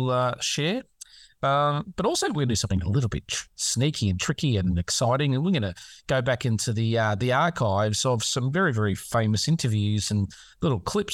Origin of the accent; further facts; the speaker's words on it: Australia; I'm Australian